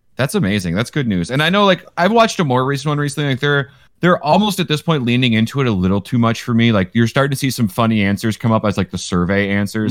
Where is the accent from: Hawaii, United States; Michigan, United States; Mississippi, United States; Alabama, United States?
Michigan, United States; I grew up in Michigan